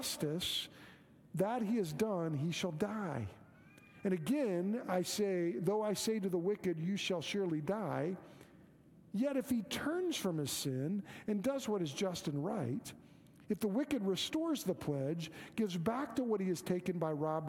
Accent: Moore, Oklahoma, United States; I grew up in Moore, Oklahoma

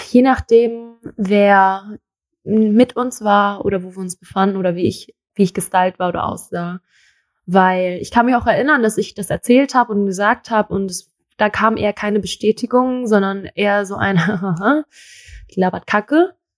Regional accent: Thailand; Also ich bin in Thailand aufgewachsen und es war, ich war schön, ich war aber auch hässlich.

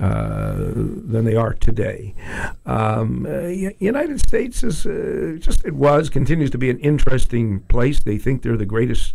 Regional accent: Toronto, Ontario, Canada; moved away as an adult; now in Vancouver, Canada; I'm from Toronto

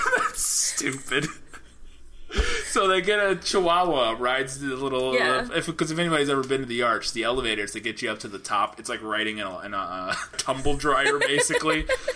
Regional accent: St. Louis, Missouri, United States; moved away; we're originally from St. Louis

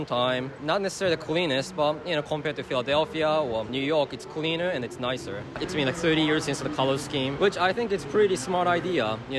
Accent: Japan; now in Chicago, United States; I'm originally from Japan

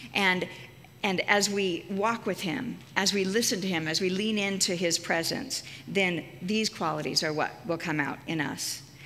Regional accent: Casper, Wyoming, United States; my hometown of Casper, Wyoming

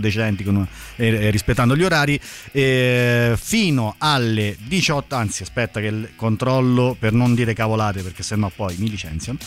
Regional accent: Abruzzo, Italy; da abruzzese

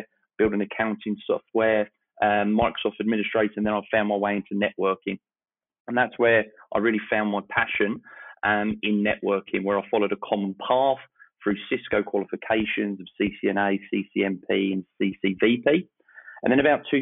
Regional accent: Eastbourne, South East England, United Kingdom; I started my career over about 20 years ago back in my hometown in Eastbourne, the UK

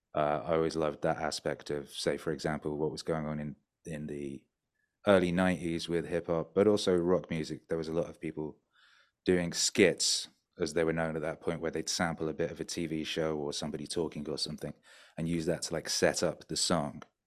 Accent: North Wales, United Kingdom; also born or lived in West Bromwich, England; now in Mexico; I was born in the middle of the U K in the industrial wasteland of West Bromwich, uh, which is, yeah, it's an industrial wasteland. And then when I was, like, two, three, we moved to North Wales.

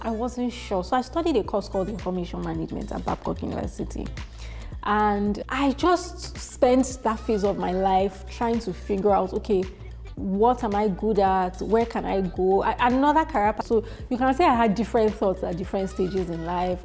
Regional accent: Warri, Delta, Nigeria; I was born in Warri, Delta State, and I spent the early part of my childhood there

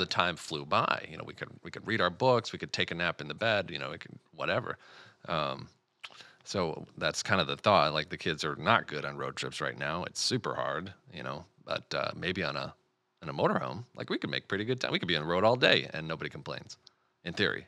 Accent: Michigan, United States; we're all from Michigan

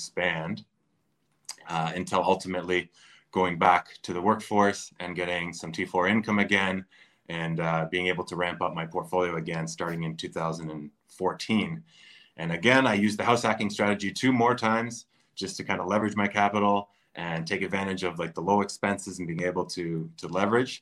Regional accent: Durham Region, Ontario, Canada; I grew up in the Durham area

